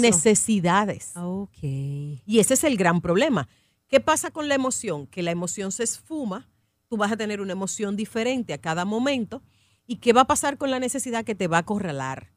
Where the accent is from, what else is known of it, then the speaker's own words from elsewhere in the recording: Dominican Republic; nosotros como dominicanos somos muy emotivos